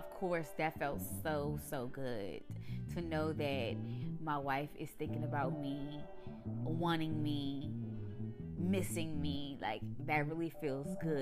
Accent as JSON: {"language": "English", "town": "Suitland", "region": "Maryland", "country": "United States", "tie": "born or raised there", "also_born_or_lived": "Washington, District of Columbia, United States / Camp Springs, Maryland", "said": "I lived in Suitland with my grandparents."}